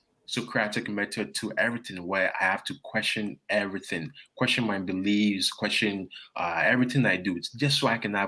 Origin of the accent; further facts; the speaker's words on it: Ghana; also born or lived in Toronto, Canada; now in Baton Rouge, United States; growing up in Ghana, moving to Canada